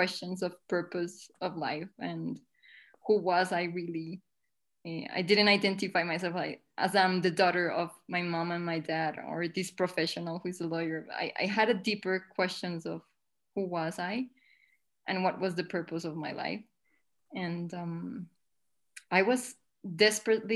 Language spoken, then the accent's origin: English; Colombia; I'm from Colombia in South America